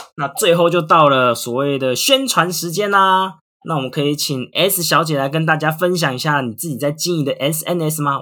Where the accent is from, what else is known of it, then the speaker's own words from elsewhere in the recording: Taiwan; also born or lived in Japan; 我之前在日本也是觉得说，当一个台湾人要教人家语言超难的